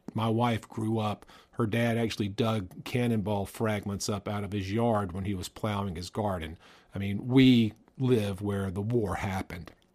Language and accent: English; the South, United States; also born or lived in the North (US); I learned that I'm a Southerner. I guess I always knew that I was a Southerner, but I didn't realize how much of a Southerner I was